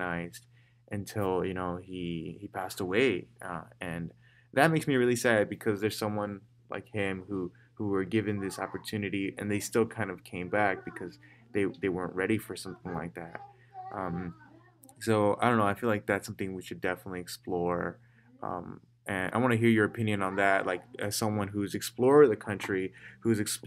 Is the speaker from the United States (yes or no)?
yes; Chicago, Illinois, United States; I'm from Little Village, it changed everything that I am